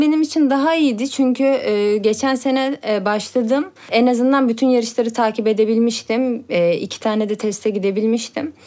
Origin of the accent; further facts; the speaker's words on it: Turkey; ben burada doğdum